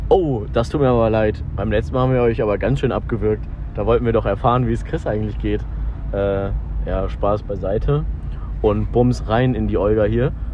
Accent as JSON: {"language": "German", "town": "Aachen", "region": "North Rhine-Westphalia", "country": "Germany", "said": "bei uns in Aachen"}